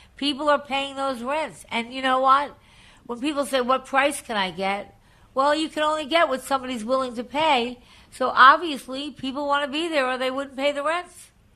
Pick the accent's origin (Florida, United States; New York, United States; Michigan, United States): New York, United States; Long Island; also born or lived in Massapequa; I'm from Long Island originally